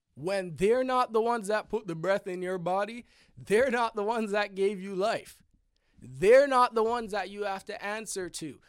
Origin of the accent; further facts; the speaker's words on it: Canada; I'm Canadian, not American